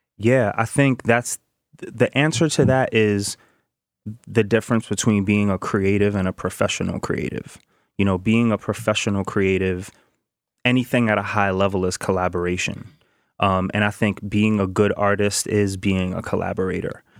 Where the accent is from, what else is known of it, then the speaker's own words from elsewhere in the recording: New York City, New York, United States; I grew up in the Bronx in the projects in Soundview